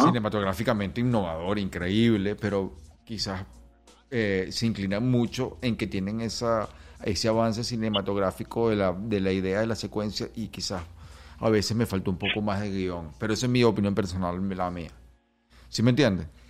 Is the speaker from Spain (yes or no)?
no; Venezuela; now in Los Angeles, United States; Yo soy un venezolano, yo soy un venezolano rapero que ya tiene tiempo aquí en Los Ángeles